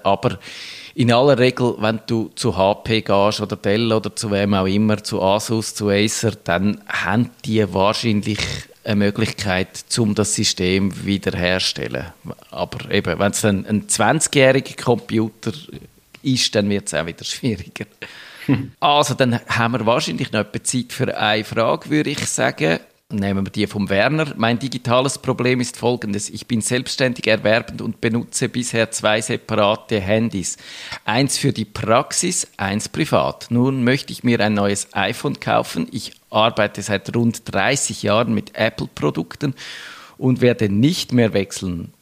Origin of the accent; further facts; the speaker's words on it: Switzerland; bei uns in der Schweiz